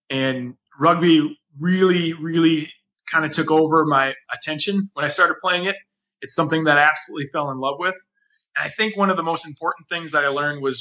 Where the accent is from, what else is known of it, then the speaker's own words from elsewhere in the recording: Wisconsin, United States; moved away as an adult; also born or lived in Minnesota; now in Chicago, United States; I grew up in Wisconsin